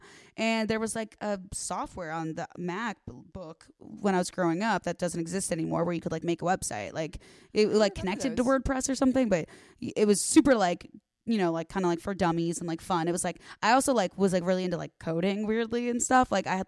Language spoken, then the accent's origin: English; Arlington Heights, Illinois, United States; moved away as an adult; now in Los Angeles, United States; The northwest suburbs of Chicago.